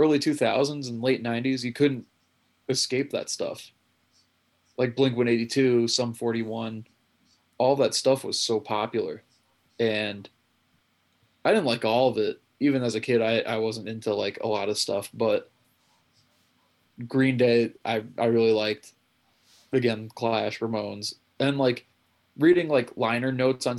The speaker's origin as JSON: {"language": "English", "region": "New York", "country": "United States", "also_born_or_lived": "Wilkes-Barre, Pennsylvania", "said": "I'm from New York too"}